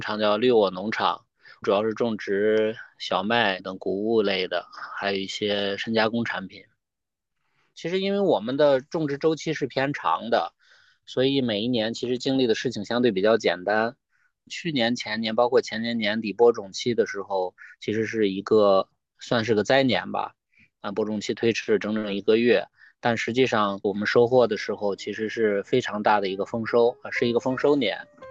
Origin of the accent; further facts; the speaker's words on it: Xianyang, Shaanxi, China; 我来自于陕西西安，嗯，准确地说应该是陕西咸阳